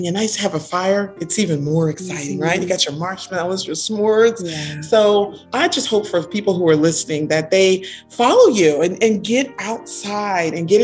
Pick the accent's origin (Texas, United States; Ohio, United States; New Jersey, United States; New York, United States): New Jersey, United States; Orange; also born or lived in Newark, New Jersey; now in Maryland, United States; I was born in Newark. I was raised in Orange, New Jersey